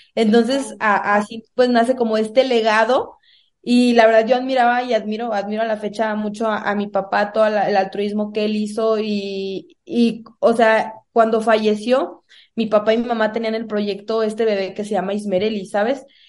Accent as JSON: {"language": "Spanish", "town": "Salamanca", "region": "Guanajuato", "country": "Mexico", "tie": "born or raised there", "also_born_or_lived": "Cuaramaro", "said": "nací en Cuaramalo, pero crecí en Salamanca, Guanajuato, en una comunidad, la verdad, muy humilde"}